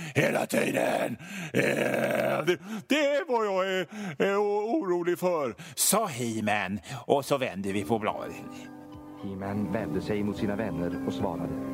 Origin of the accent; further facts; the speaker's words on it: Hönö, Västra Götaland, Sweden; moved away; also born or lived in Gothenburg; det är där jag är född och uppväxt. Alltså inte på Öckerö utan på Hönö, men Hönö hör till Öckerö